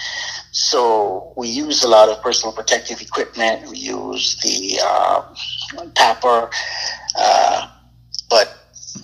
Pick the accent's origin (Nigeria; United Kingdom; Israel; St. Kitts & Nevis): St. Kitts & Nevis; also born or lived in Anguilla / New York, United States / Michigan, United States; now in Maryland, United States; I grew up in St. Kitts and Nevis. I was born in Anguilla, so I claim both countries